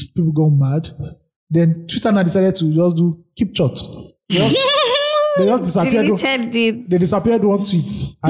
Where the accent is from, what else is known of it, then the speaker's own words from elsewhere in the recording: Nigeria; in my life as a Nigerian, I've never seen the federal government respond to anything